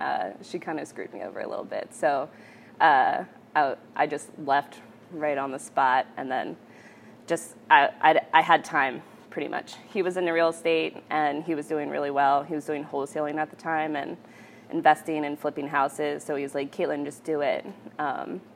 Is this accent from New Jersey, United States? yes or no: no; North Wales, Pennsylvania, United States; also born or lived in Colorado; I grew up in North Wales, Borough